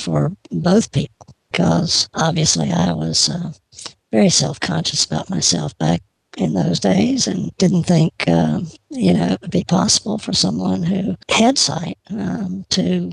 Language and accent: English; Georgia, United States; I grew up in Georgia.